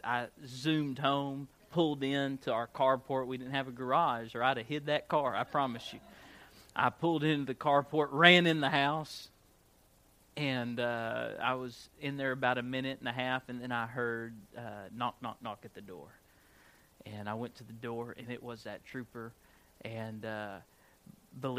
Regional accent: Gurdon, Arkansas, United States; I grew up in Gurdon.

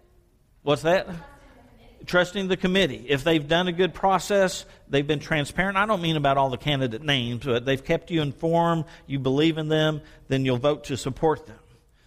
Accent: Sherman, Texas, United States; Pastor, when I grew up in Sherman, Texas, we went door to door 5:30 on Tuesday afternoons and knocked on every community door.

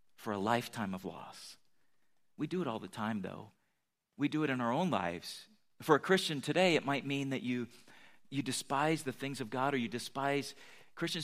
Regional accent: United States; I'm American

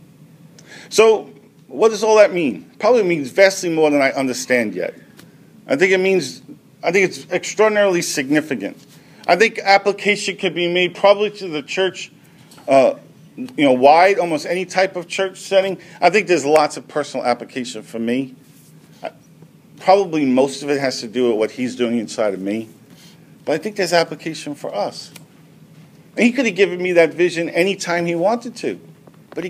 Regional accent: United States; as American Christians who've been involved in church, many of us for a good portion of our lives

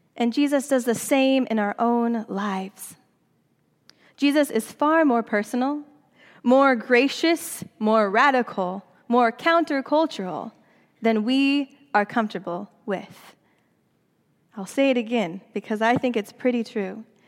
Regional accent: Seattle, Washington, United States; moved away as an adult; also born or lived in Southern California / Princeton; Seattle is my hometown

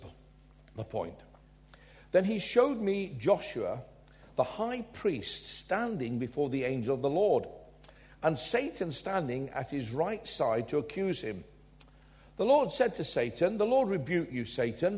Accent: Glasgow, Scotland, United Kingdom; I was born in Glasgow

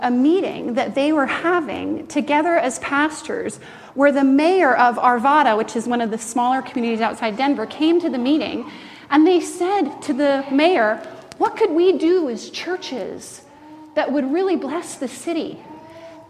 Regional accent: Canada; as a Canadian

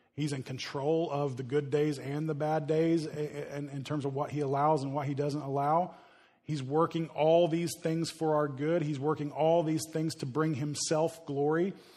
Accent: United States; we as American Christians

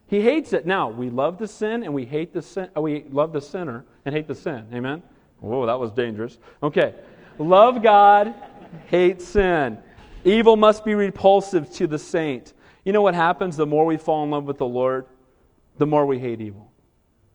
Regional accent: Southern California, United States; I grew up in Southern California

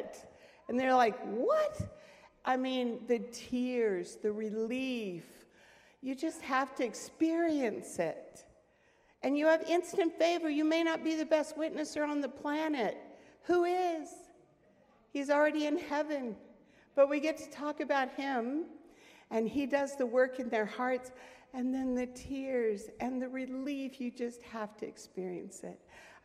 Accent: United States; I came from the United States

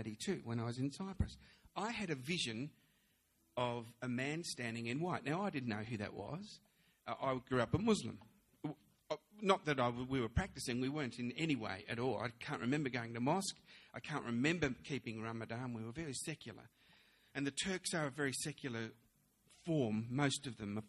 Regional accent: Melbourne, Victoria, Australia; also born or lived in London, United Kingdom; I was born in London. And then when at the age of 7, we came over to Australia, and I was brought up in Melbourne.

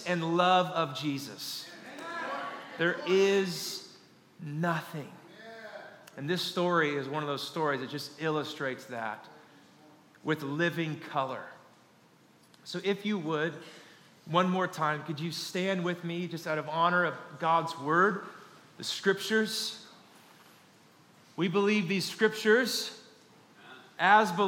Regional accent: Kansas, United States; I'm born and raised in Kansas

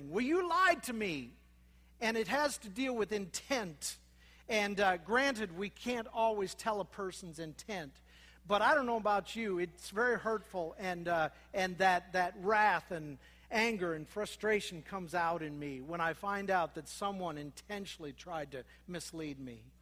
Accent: Minnesota, United States; born there; I was born in Minnesota, those terrible Minnesotans that look down on us Iowans.

